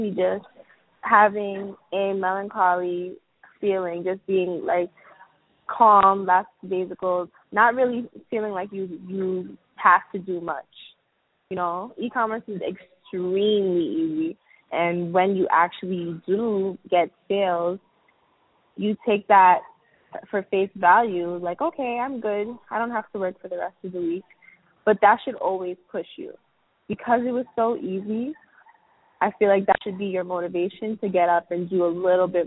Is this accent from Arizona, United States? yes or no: no; New York City, New York, United States; I'm from Brooklyn, New York